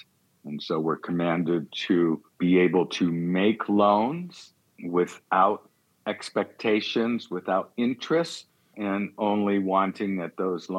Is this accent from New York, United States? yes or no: no; Detroit, Michigan, United States; now in Portland, United States; Well, I was born and raised in Detroit, Michigan, part of a conservative Jewish family, believed in going to synagogue, bar mitzvah